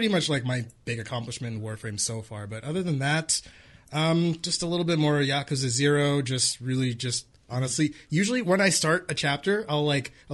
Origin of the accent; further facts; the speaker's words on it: California, United States; moved away; I'm from California originally. I'd never been snowed on before.